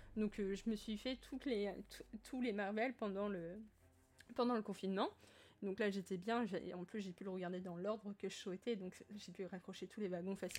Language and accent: French; France; je suis française